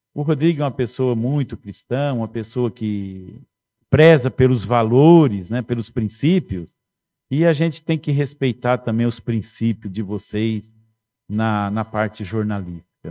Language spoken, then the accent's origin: Portuguese; Dracena, São Paulo, Brazil; moved away; Eu nasci em Dracena, eu nasci em Dracena, nas Palmeiras, dona Fátima, seus Oswaldo. Eu morai, morei perto da Fapidre, estudei no 9 de julho